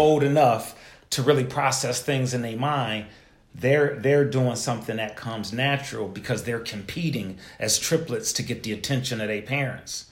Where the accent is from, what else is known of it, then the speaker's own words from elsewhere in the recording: Buffalo, New York, United States; I'm from Buffalo